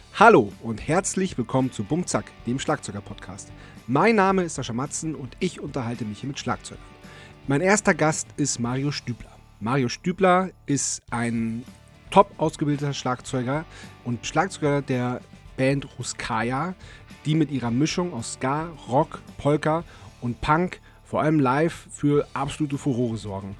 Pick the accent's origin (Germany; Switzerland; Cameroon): Germany; Northern Germany; now in Vienna, Austria; Wir haben ja auch unseren Proberaum in dem Elternhaus, auf dem, auf dem Land in Norddeutschland